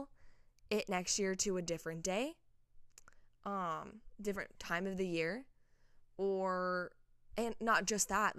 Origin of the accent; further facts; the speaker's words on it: Nashville, Tennessee, United States; in my hometown